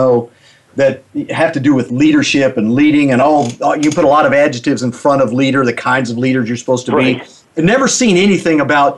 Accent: the South, United States; I'm from the South

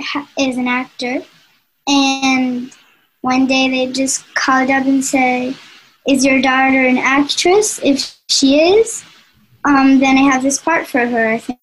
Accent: Spain; I am from Spain

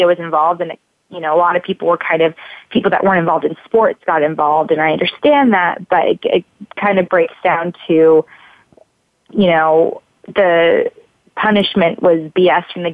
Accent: Baltimore, Maryland, United States; I was born in Baltimore

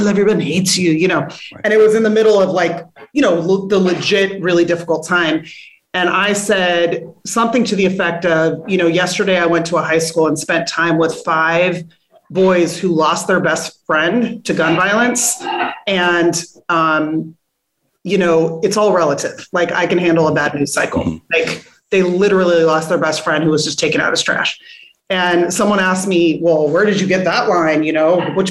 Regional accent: California, United States; moved away as an adult; also born or lived in Newark; I'm from California, lived 3,000 miles away from my growing up family for almost 20 years

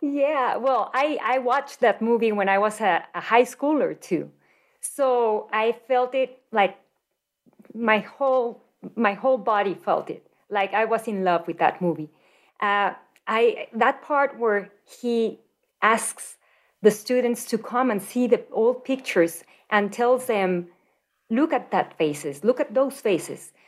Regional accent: Mexico City, Mexico; moved away as an adult; now in Denver, United States; I was born and raised in Mexico City

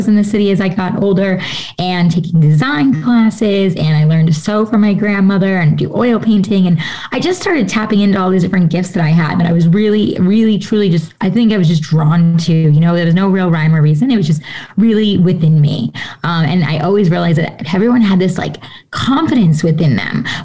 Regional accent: New York, United States; I was born and raised in New York, right outside of New York City.

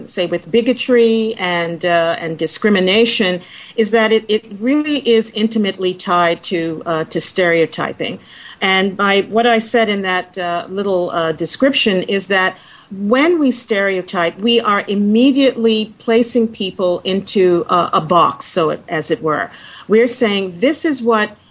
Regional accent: United States; particularly for African Americans, a group of which I am a part. We all subscribe to our country's claims of equality of all people

